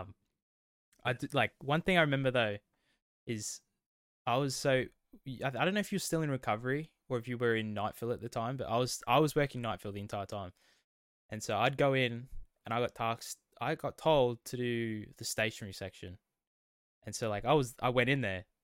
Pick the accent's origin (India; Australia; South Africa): Australia; west of Melbourne, Victoria; accent: Australian; we are Australian. Um, we both grew up, uh, west of Melbourne